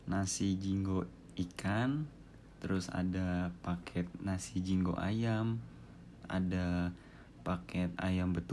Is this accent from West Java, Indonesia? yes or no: no; Denpasar, Bali, Indonesia; Saya asli orang Denpasar, Bali, kelahiran tahun